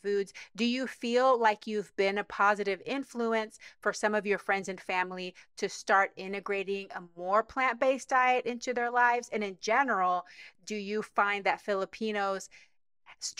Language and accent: English; Panama; I'm from Panama. So it's a tropical country.